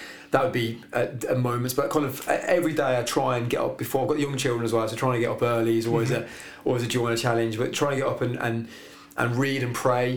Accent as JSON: {"language": "English", "town": "Birmingham", "region": "West Midlands", "country": "United Kingdom", "also_born_or_lived": "Cornwall", "moved": "yes", "said": "From Birmingham"}